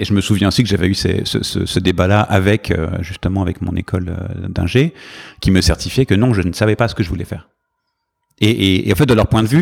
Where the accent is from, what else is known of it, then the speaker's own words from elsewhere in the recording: Paris, Île-de-France, France; moved away as an adult; now in New York, United States; J'ai grandi à Paris